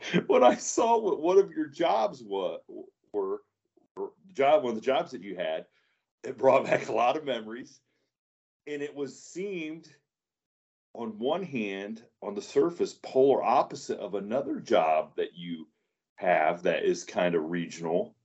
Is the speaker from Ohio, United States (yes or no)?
yes; Northwest Ohio, United States; I'm from Northwest Ohio, and growing up, I live way out in the sticks